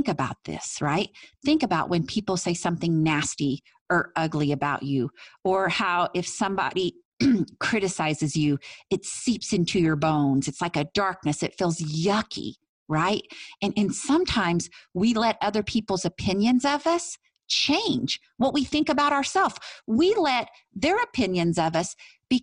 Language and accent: English; Tell City, Indiana, United States; my hometown, Tell City, Indiana